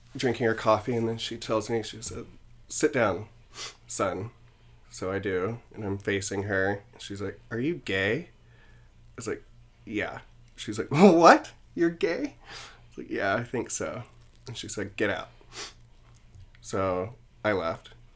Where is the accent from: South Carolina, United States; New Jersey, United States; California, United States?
South Carolina, United States; now in New York, United States; I'm originally from South Carolina, grew up, um, in a Southern Baptist home